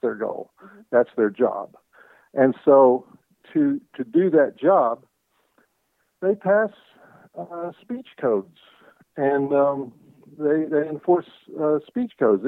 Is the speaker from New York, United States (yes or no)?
no; Arkansas, United States; I grew up in Arkansas